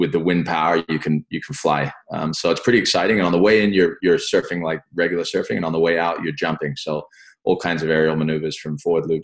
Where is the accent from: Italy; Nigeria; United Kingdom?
United Kingdom; England; also born or lived in France; I was actually born in France, um, but I'm British by nationality. We moved uh, back to England when I was about three or something.